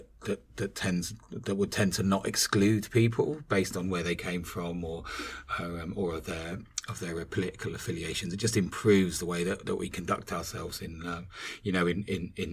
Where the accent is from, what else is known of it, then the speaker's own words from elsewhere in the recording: Northern Ireland, United Kingdom; I was growing up in the Troubles, in Northern Ireland